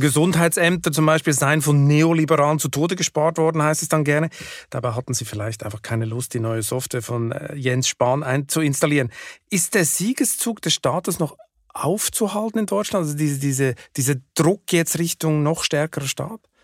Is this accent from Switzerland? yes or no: yes; Switzerland; als Schweizer geübt in der direkten Demokratie